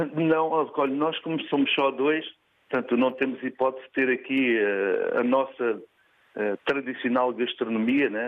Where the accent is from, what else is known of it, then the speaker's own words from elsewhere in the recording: Grândola, Alentejo, Portugal; moved away; also born or lived in Vila Nova da Barquinha / Somalia; Sou de Grândola. Vivi na, em Vila Nova da Barquinha, mas sim, nasci, sou natural de Grândola